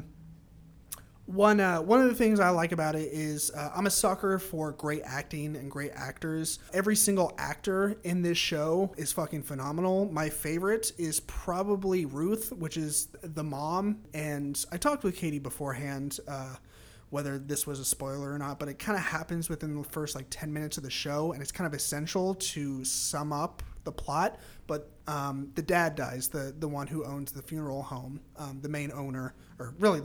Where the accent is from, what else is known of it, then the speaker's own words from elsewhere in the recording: California, United States; California, my home state